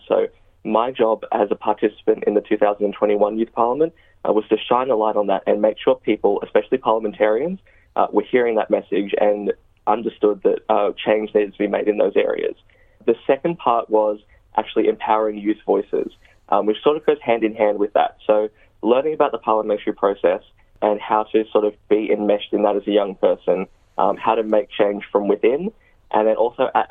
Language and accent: English; Hunter Valley, New South Wales, Australia; moved away as an adult; also born or lived in Newcastle, Australia; now in Sydney, Australia; I grew up on Wanneroo land in the Hunter Valley, and I went to school in Newcastle on Awabakal land, and now I'm living here in Redfern